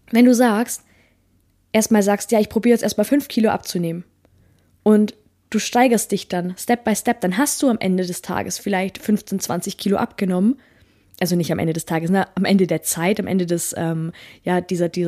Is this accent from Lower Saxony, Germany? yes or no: no; Bavaria, Germany; Also, ich komme ja aus dem Allgäu.